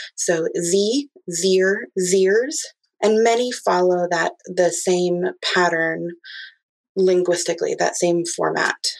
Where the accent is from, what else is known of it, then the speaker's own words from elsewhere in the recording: Midwest, United States; I'm from the Midwest